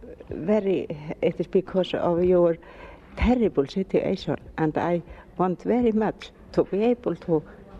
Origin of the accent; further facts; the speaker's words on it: Iceland; I am from Iceland. I am Icelandic.